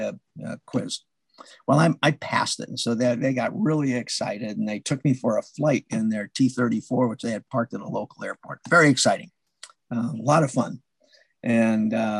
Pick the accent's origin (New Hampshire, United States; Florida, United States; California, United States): New Hampshire, United States; moved away as an adult; also born or lived in Meridian, Mississippi; I retired to the state of New Hampshire, you know, my home state.